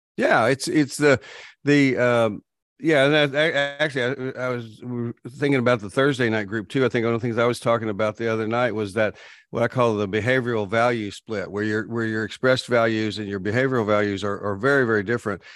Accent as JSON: {"language": "English", "region": "Texas", "country": "United States", "tie": "born or raised there", "said": "I grew up in Texas, so we didn't just, we weren't fans, we worshiped the Cowboys"}